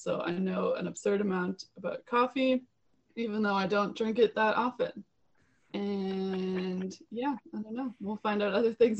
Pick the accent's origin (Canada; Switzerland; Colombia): Canada; Ottawa, Ontario; also born or lived in South Africa; I'm from Ottawa, kind of. I grew up in Ottawa mostly. It's the city that I know the best. I've lived in a few cities since then. I went to university in South Africa.